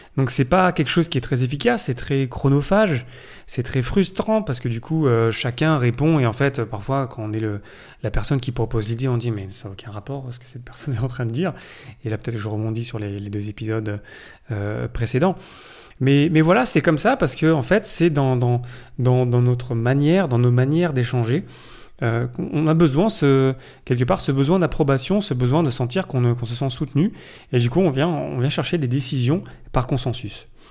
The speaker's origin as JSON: {"language": "French", "country": "France", "said": "je suis français"}